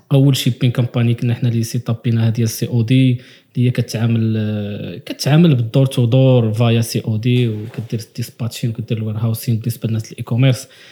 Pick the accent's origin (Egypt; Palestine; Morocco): Morocco; حنا مغاربه